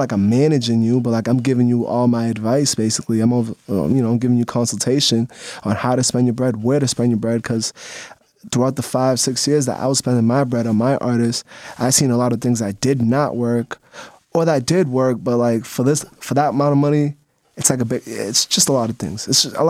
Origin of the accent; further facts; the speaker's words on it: Lynn, Massachusetts, United States; It was a typical, you know, we're from Ling, Mass. I'm from Ling, Mass. Like, typical.